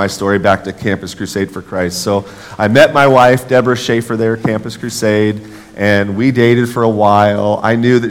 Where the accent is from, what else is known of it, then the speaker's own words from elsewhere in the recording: Los Angeles, California, United States; moved away; also born or lived in Nebraska; I'm from Los Angeles, California, moved to Northern California, came to UNL because this is where my family's from.